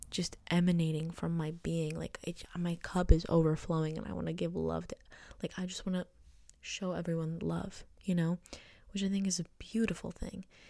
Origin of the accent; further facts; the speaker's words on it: United States; I was born in the United States